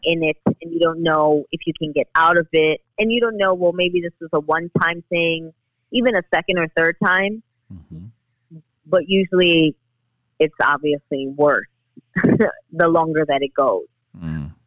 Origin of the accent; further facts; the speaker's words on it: New York City, New York, United States; I grew up in the Bronx. I live here in the Bronx